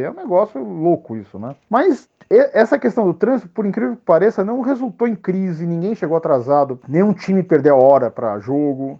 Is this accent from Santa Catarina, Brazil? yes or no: no; São Paulo, Brazil; Eu sou de São Paulo